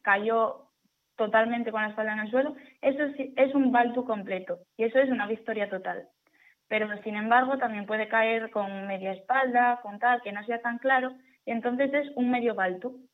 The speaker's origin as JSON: {"language": "Spanish", "region": "Asturias", "country": "Spain", "said": "yo que soy asturiana"}